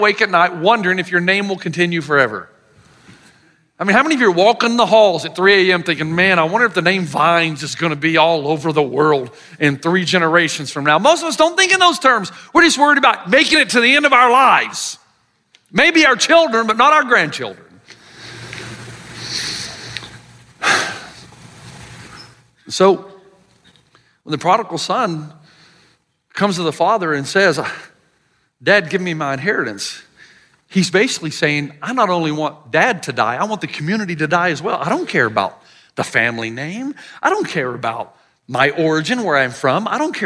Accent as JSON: {"language": "English", "area": "the South", "region": "Southern United States", "country": "United States", "accent": "Southern", "said": "my Southern accent"}